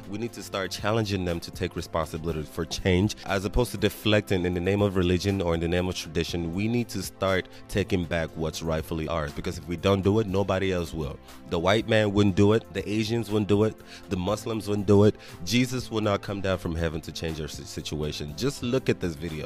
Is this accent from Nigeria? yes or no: yes; Nigeria; moved away; I'm still black, and at the end of the day, I'm still Nigerian